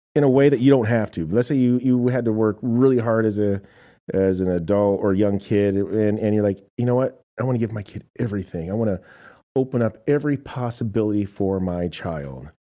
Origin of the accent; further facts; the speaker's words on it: United States; I am an American